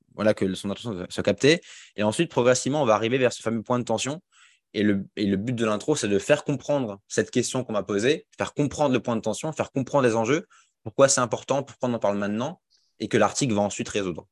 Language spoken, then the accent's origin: French; Alsace, Grand Est, France; moved away as an adult; also born or lived in Rennes; now in Lyon, France; j'ai grandi en Alsace, donc je suis un Alsacien